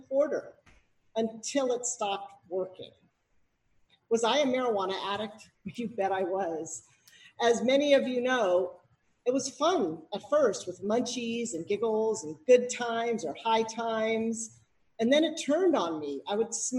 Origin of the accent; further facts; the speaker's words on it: Berkeley, California, United States; I was raised in Berkeley